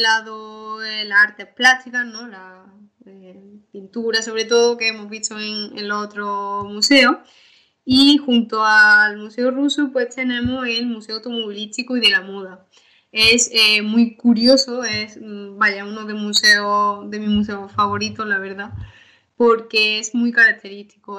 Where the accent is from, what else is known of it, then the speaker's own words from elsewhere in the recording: Málaga, Andalusia, Spain; nuestra ciudad